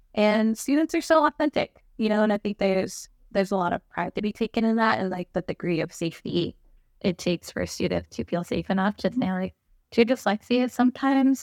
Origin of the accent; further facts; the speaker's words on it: Albuquerque, New Mexico, United States; growing up in Albuquerque, New Mexico